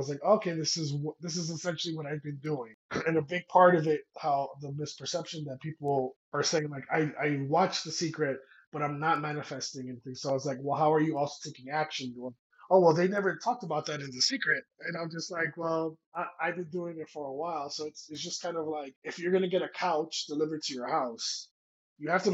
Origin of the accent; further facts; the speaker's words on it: New York City, New York, United States; moved away as an adult; now in New Mexico, United States; I'm Dominican by Washington Heights